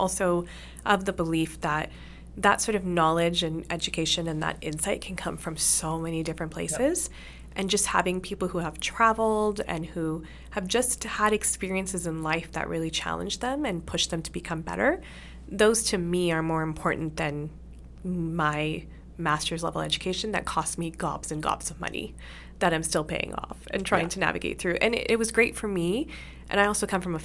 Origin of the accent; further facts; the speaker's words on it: Canada; both Susie and I are of great advantage in the sense that we were born and raised in Canada.